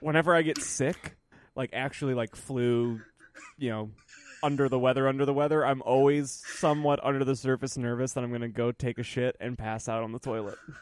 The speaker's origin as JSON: {"language": "English", "region": "Michigan", "country": "United States", "tie": "born or raised there", "said": "I was growing up in Michigan"}